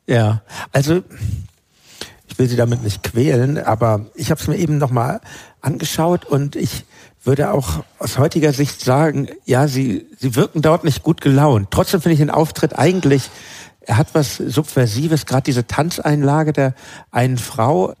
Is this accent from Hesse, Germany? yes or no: no; Hamburg, Germany; in Hamburg, wo ich lebte, wo ich aufgewachsen bin